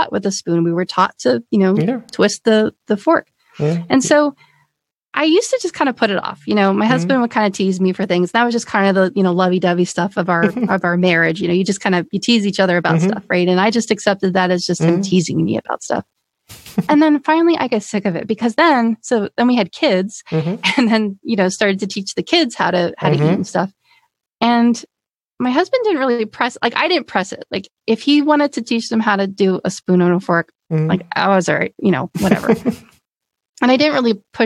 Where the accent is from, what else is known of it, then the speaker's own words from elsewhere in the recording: Pennsylvania, United States; moved away as an adult; I'm from Pennsylvania. I'm from back east